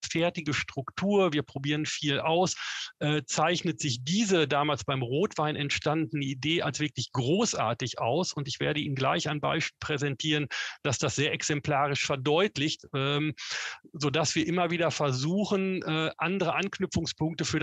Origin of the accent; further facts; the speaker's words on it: North Rhine-Westphalia, Germany; ich komme ursprünglich aus Westfalen. Da sagt man, geht nicht, gibt's nicht.